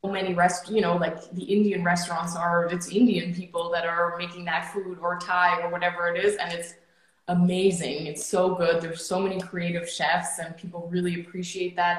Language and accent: English; Germany; moved away as an adult; now in Canada; I was born and raised in Germany, and at 19 years old, which is eight years ago now